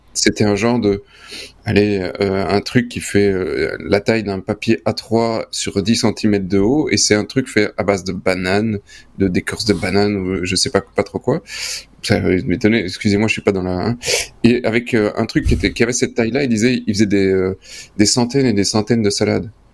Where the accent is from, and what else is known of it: Belgium